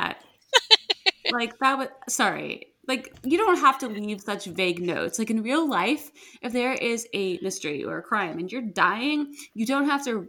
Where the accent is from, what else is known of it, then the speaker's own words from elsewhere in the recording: Missouri, United States; now in Oregon, United States; I grew up in Missouri and my family did a lot of freshwater fishing, and we would always serve hush puppies with our fish. And I now live in Oregon, which is on the West Coast.